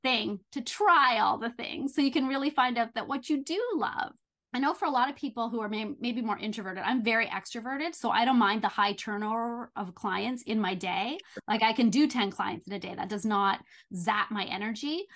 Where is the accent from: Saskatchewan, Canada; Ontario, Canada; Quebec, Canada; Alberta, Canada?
Ontario, Canada; Belleville; moved away as an adult; also born or lived in Toronto; I moved back to my hometown of Belleville